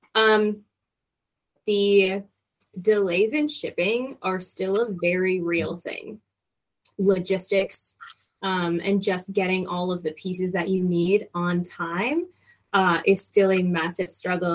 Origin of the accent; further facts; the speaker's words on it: Michigan, United States; moved away as an adult; also born or lived in Denver / Hawaii / San Antonio / Arkansas; now in Louisville, United States; I am originally from Michigan